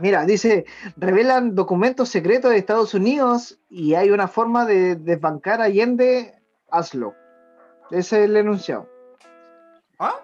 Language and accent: Spanish; Chile; nosotros, pues, como sociedad chilena